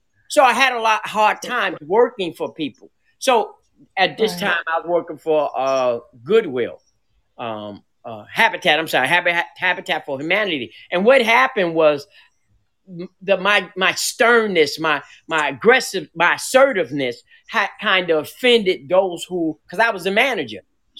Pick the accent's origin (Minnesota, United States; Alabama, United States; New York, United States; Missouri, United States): New York, United States; New York City; now in Waynesboro, United States; Because I came from New York City, and I came down, ended up in Charlotte, and Charlotte, God brought me down to Waynesboro.